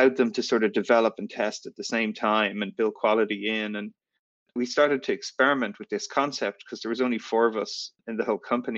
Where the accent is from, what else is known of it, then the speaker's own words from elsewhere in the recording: Ireland; moved away as an adult; also born or lived in San Francisco, United States; I grew up in Ireland and I got a student visa to come and work in the US